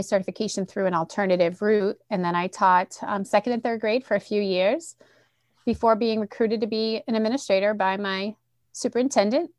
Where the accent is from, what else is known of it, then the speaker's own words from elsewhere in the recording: Central Massachusetts, United States; accent: Boston; I'm from Central Mass. Like, I'm, you know, I'm far removed from Boston, but every once in a while that Boston accent pops